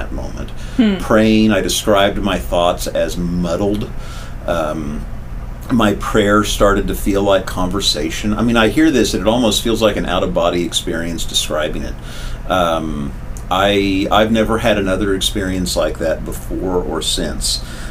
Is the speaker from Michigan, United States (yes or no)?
no; Wichita, Kansas, United States; moved away as an adult; I was in my hometown, which I loved dearly, in my Wichita, Kansas